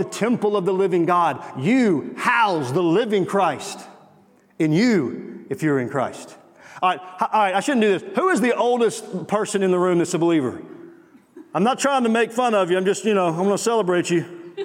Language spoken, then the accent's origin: English; Mississippi, United States; I'm from Mississippi.